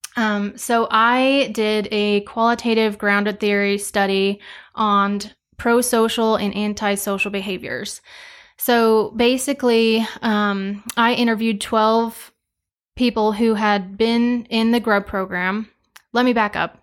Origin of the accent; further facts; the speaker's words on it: Cheyenne Wells, Colorado, United States; moved away as an adult; also born or lived in Kit Carson, Colorado; I am from Eastern Colorado, a little town called Cheyenne Wells, um, but I went to school in Kit Carson, so about thirty miles west.